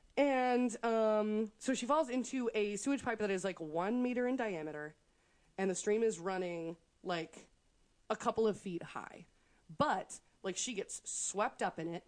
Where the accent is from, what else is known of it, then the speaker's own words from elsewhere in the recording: United States; we're American